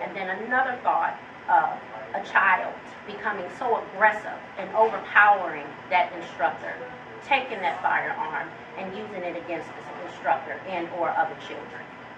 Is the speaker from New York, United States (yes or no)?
no; Los Angeles, California, United States; also born or lived in Newport News, Virginia; I'm from Newport News, Virginia. However, I spent a great deal of time of my life in Los Angeles, California. I was raised in Apodaca, and while in Los Angeles, I was raised on the east side of Los Angeles.